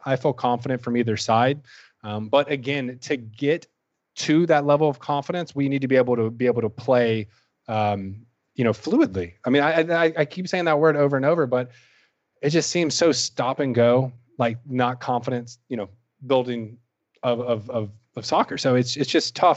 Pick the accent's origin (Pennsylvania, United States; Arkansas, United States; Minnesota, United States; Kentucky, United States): Kentucky, United States; Louisville; moved away as an adult; now in South Florida, United States; I was originally from Louisville, Kentucky